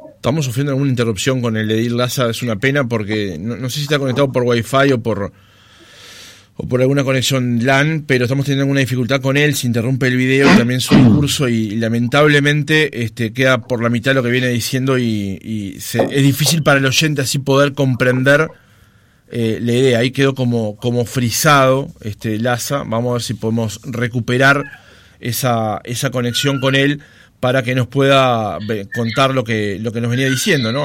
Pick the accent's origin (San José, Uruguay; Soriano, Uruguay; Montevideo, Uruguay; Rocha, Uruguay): Montevideo, Uruguay; yo soy nacido y criado en Capurro